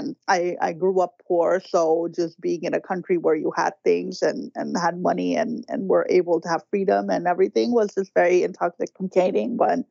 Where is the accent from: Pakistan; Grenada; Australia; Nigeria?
Pakistan; Karachi, Sindh; moved away as an adult; now in United States; I was born in Karachi, Pakistan. I grew up there. I was in my early 20s when I got married, and my husband was already here in the U.S., also a Pakistani, but studying in Houston.